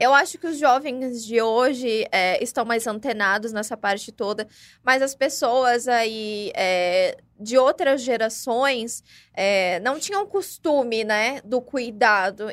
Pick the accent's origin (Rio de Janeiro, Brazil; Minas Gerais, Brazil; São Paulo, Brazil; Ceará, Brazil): São Paulo, Brazil; now in Ribeirão Preto, Brazil; Eu não sou daqui de Ribeirão Preto, eu ah, sou de São ah, Paulo